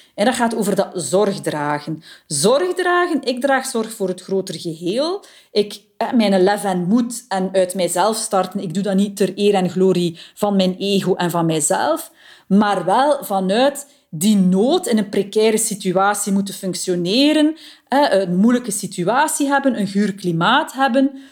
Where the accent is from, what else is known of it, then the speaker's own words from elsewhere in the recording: Flanders, Belgium; bij ons in Vlaanderen